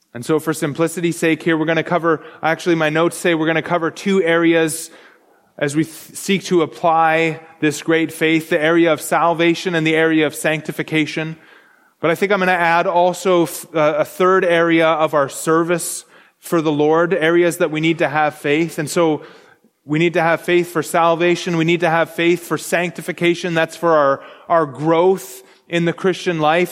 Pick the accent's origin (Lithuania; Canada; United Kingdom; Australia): Canada; I'm Canadian